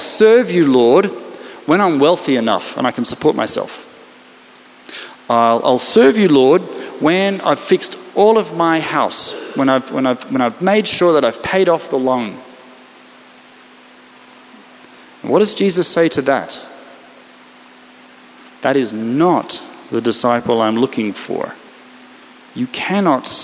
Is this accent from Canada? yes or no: no; Australia; now in Israel; I come from Australia, which means we actually still have a king or queen.